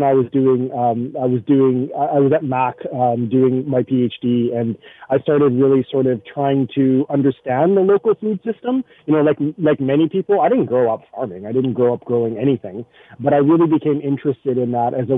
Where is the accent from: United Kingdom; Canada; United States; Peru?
Canada; Winnipeg, Manitoba; now in Hamilton, Canada; I'm originally from Winnipeg, so I'm used to sort of deep, cold winters